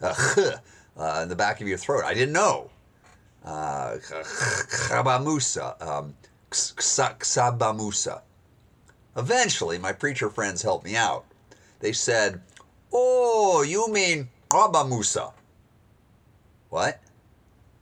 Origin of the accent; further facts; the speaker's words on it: United States; accent: American; my American accent